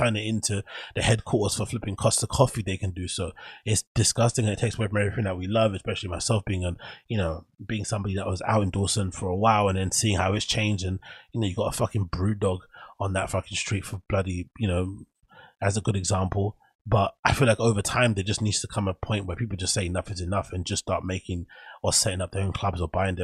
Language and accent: English; London, United Kingdom; the area that I grew up in Canning Town